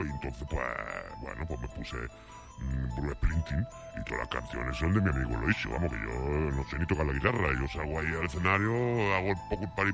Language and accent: Spanish; Calahorra, La Rioja, Spain; Yo soy de aquí de Calahorra, macho. Eh, voy a ser yo norteamericano ni qué tontería más tonta. Yo soy de aquí, yo soy más español que vamos con la tortilla de patata.